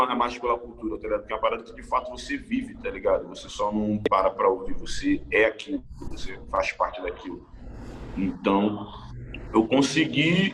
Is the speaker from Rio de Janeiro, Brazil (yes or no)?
yes; Rio de Janeiro, Brazil; morava em Jacarepaguá, muitos anos atrás